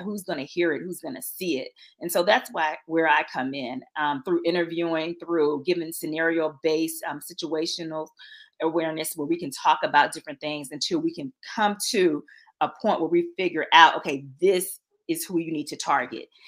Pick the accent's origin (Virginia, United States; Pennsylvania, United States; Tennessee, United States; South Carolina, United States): Virginia, United States; Norfolk; moved away as an adult; now in Atlanta, United States; I'm originally from Norfolk, Virginia.